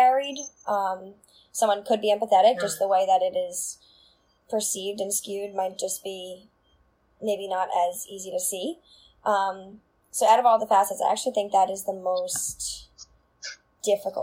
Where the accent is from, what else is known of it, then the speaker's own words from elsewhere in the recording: Long Island, New York, United States; where I grew up in Sable, which is like a very small town on the south shore of Long Island